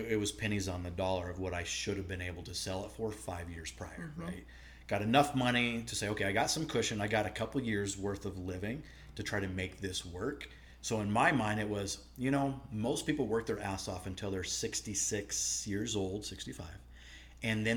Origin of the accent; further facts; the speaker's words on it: Nebraska, United States; I grew up hunting. I'm from the Midwest, Nebraska, and my dad hunted, my mom hunted